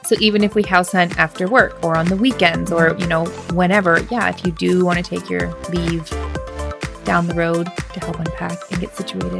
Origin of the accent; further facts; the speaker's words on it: Alaska, United States; also born or lived in Washington; I'm from Alaska. I never went to Denali. I don't know. You just live somewhere. We lived in Washington.